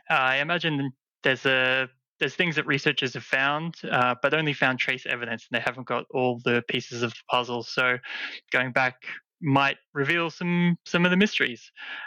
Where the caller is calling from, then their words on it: Sunshine Coast, Queensland, Australia; I'm from the Sunshine Coast, Queensland.